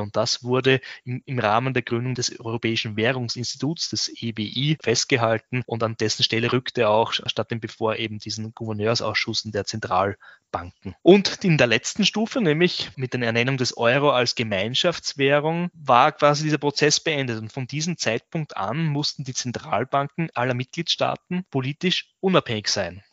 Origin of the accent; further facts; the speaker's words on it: Southern Burgenland, Austria; in meinen Ursprungsort, wo ich herkomme, also im Südburgenland